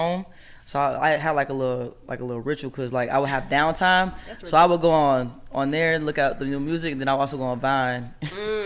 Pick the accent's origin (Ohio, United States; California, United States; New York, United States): Ohio, United States; Cincinnati; Cincinnati, Ohio. The Nasty Natty.